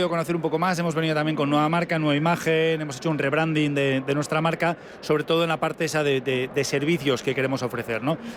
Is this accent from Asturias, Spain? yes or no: no; Basque Country, Spain; Encantados de que la gente venga a conocernos y además, como vascos que somos, también damos bien de comer.